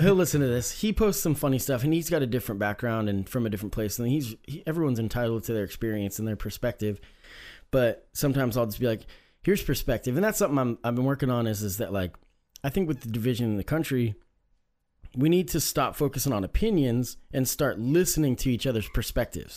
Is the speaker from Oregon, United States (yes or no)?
yes; Oregon, United States; growing up in Oregon, I mean, it's no secret that it's not super diverse, right?